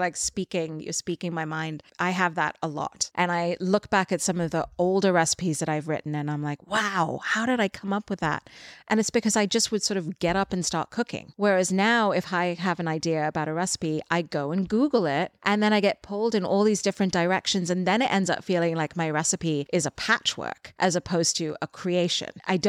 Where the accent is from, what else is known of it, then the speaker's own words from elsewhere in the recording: Dubai, United Arab Emirates; because I grew up in Dubai and I felt like I didn't really belong in any group. I went to an English school, but I wasn't British.